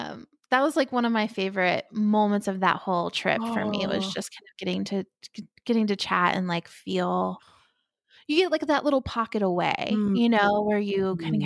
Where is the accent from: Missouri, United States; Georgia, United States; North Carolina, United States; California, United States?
North Carolina, United States; North Carolina and Florida, United States; born or raised there; moved away